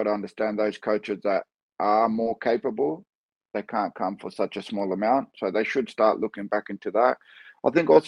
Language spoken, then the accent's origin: English; Australia; born there; So I'm Australian born, but everything about me is Greek, right? I'm Cypriot.